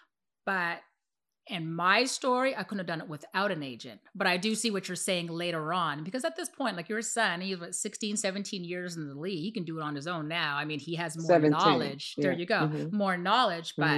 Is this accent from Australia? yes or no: no; Canada; moved away; I'm coming from Canada